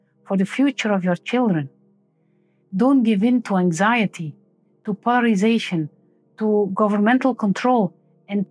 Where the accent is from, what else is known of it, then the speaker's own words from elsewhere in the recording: Belgium; I'm a medical doctor from Belgium